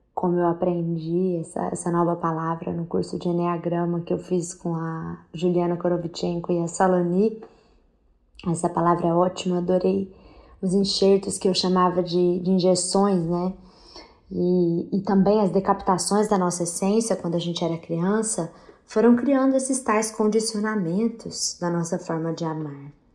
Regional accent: Minas Gerais, Brazil; lá na minha terra de Minas Gerais

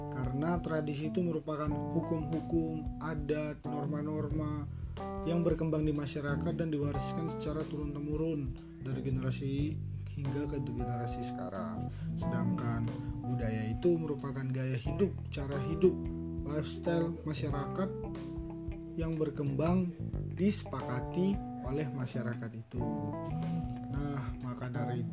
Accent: Batam, Riau Islands, Indonesia; Aku juga sekarang menempuh pendidikan yang sama seperti Astoni, Perikanan. Asalku dari Batam.

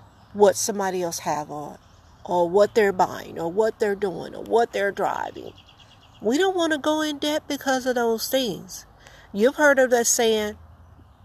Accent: the South, United States; I'm from the South.

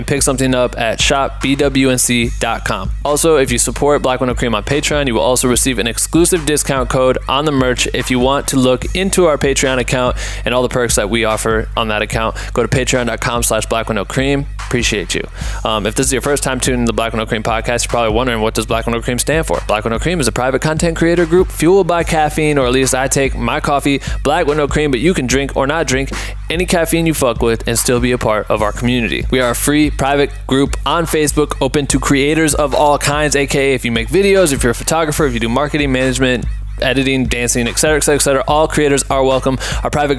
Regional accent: Iowa, United States; from my home state of Iowa

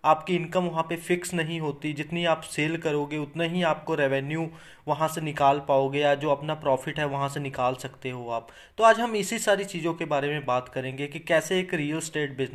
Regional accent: Chandigarh, India; मान के चलो मैं जैसे चंडीगढ़ से बिलोंग करता हूँ अगर आपको चंडीगढ़ में कोई फ्लैट बेचना है

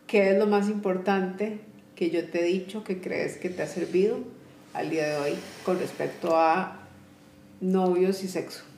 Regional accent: Costa Rica; somos de Costa Rica

